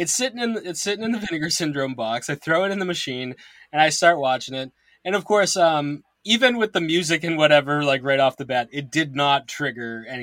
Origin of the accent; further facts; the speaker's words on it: Massachusetts, United States; I am from Massachusetts